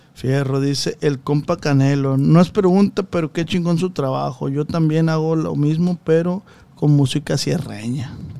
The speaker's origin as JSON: {"language": "Spanish", "town": "Culiacán", "region": "Sinaloa", "country": "Mexico", "said": "Yo soy de Culiacán"}